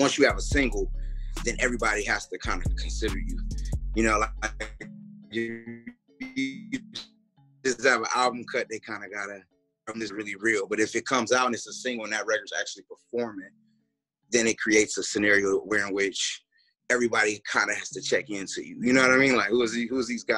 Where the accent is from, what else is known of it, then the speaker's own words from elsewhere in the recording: Detroit, Michigan, United States; moved away as an adult; I'm from Detroit